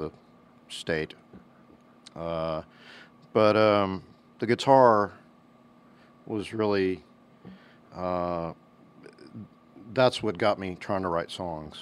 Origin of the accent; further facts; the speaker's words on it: Monroe, Louisiana, United States; moved away as an adult; also born or lived in Shreveport, Louisiana; now in Nashville, United States; I grew up in Monroe, Louisiana. I was born in Shreveport.